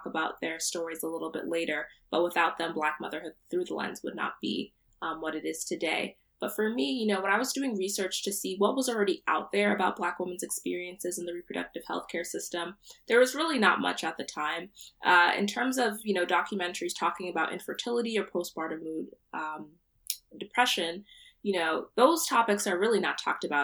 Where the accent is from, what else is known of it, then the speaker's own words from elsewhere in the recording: Central New Jersey, United States; I'm from Central New Jersey. My parents are Nigerian, but I was born here, so I identify as a Nigerian American woman